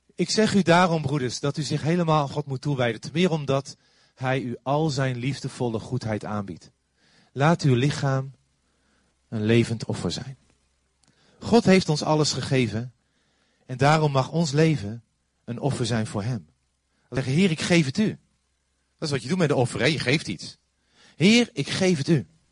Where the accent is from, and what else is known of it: Netherlands